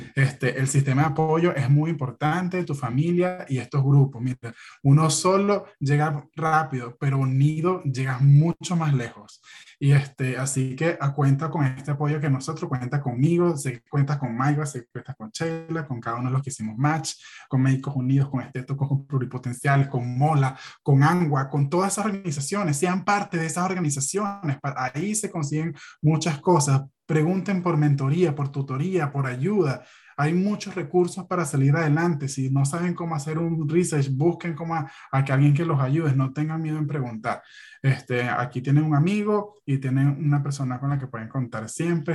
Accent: Venezuela; moved away as an adult; now in United States; no solo somos los venezolanos

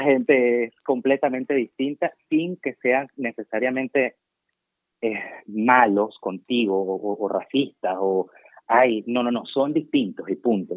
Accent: Venezuela; moved away as an adult; now in Germany; me iba a quedar en Venezuela

